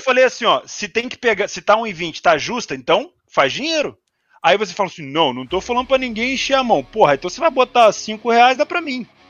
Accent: Rio de Janeiro, Brazil; eu sou, eu sou carioca

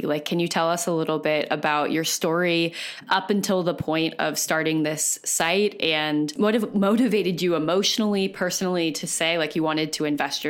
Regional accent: Bay Area, California, United States; I'm originally from the Bay Area.

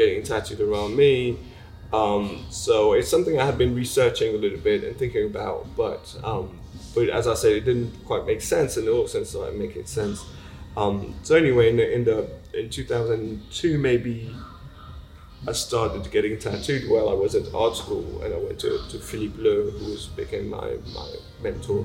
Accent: Switzerland; moved away as an adult; I grew up in Switzerland

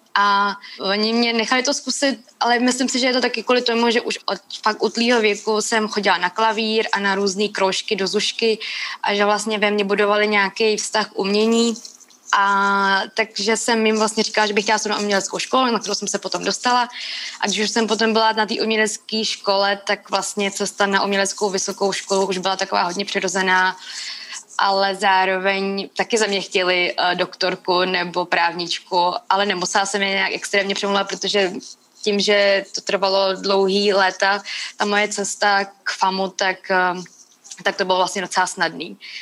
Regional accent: Czechia; když jsem se tady narodila

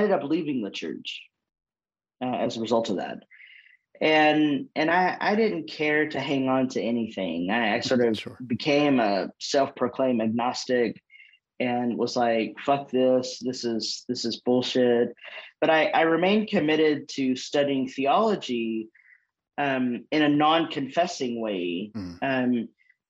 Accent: Longview, Texas, United States; moved away as an adult; also born or lived in San Antonio, Texas / California; now in Nashville, United States; I was born in Longview, Texas, which is East Texas

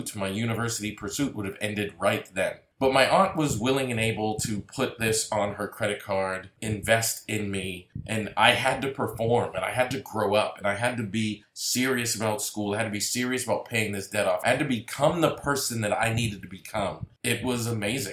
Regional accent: Massachusetts, United States; moved away as an adult; also born or lived in DeSoto, Texas; move from Massachusetts, my hometown

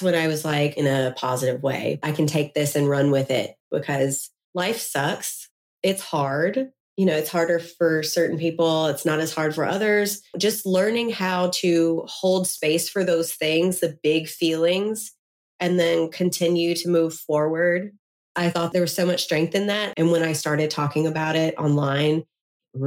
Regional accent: Memphis, Tennessee, United States; I'm from Memphis, Tennessee.

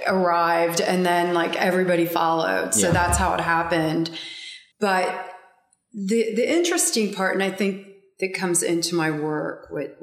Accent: Lancaster, Pennsylvania, United States; I grew up in Lancaster, Pennsylvania.

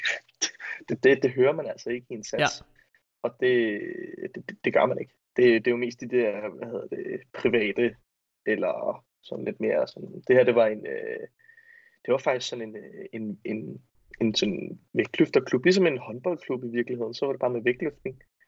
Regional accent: north of Roskilde, Zealand, Denmark; der hvor jeg er fra, i, øh, nord for Roskilde

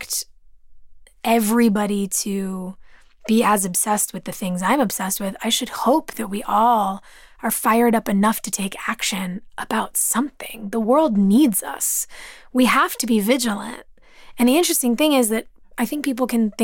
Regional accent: Los Angeles, California, United States; Growing up in Los Angeles

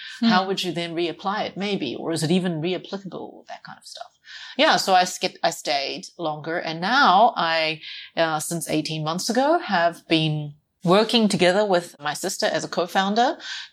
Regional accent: New Zealand; moved away as an adult; also born or lived in Australia; now in China; I was born and raised in New Zealand.

